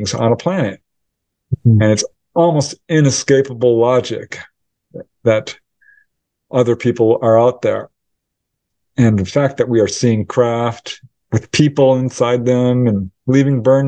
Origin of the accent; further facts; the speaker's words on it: Topanga, California, United States; my hometown of Topanga Canyon